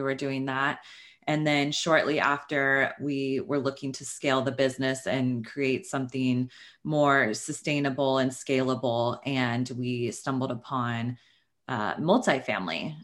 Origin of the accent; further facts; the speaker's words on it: Sacramento, California, United States; moved away as an adult; now in Los Angeles, United States; I am from Northern California. I'm from Sacramento. uh, grew up there